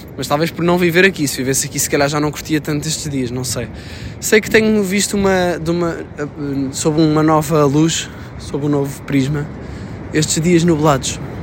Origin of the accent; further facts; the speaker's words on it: Sintra, Lisbon, Portugal; moved away; estou na minha terra natal, que é a Grande Sintra